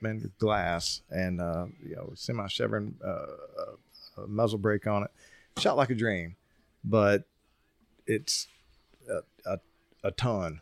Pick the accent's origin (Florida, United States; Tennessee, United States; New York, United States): Tennessee, United States; I'm from Tennessee